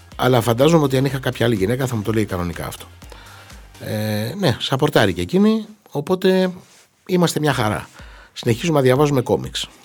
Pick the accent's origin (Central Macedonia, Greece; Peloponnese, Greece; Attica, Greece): Peloponnese, Greece; Xylokastro; στην πατρίδα μου στο Ξυλόκαστρο στην Κορινθία